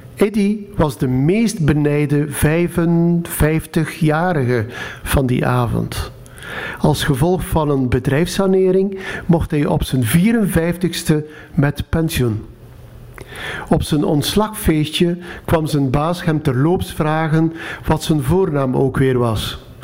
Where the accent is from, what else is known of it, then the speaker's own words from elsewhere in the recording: Jabbeke, Flanders, Belgium; moved away; Tien jaar geleden ging ik nog eens terug naar mijn geboortedorp, Zerkegem. Nu Jabeke.